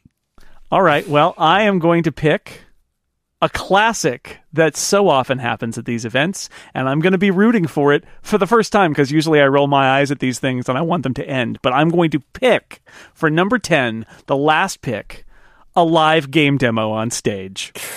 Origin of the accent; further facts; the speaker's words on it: United States; mine as an American